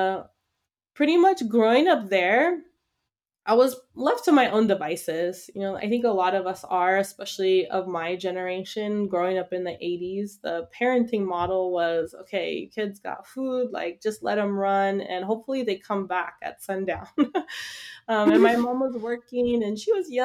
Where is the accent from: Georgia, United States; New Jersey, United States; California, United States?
California, United States; Los Angeles; So I grew up in Los Angeles.